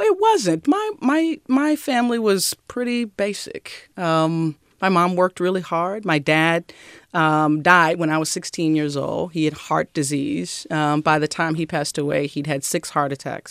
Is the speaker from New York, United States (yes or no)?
no; Mississippi, United States; moved away; I grew up in the South